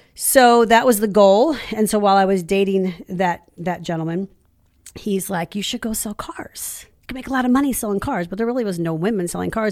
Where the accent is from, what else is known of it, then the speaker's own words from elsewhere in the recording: Ferguson, Missouri, United States; I was born in, in Ferguson, raised in Ferguson, but I, even though I'm a born and raised Saint Louis girl